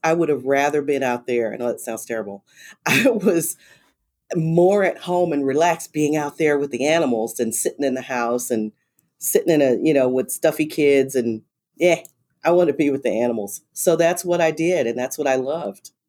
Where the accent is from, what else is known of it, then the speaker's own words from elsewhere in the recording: Los Angeles, California, United States; now in Texas, United States; I grew up in South Central Los Angeles and went to inner city schools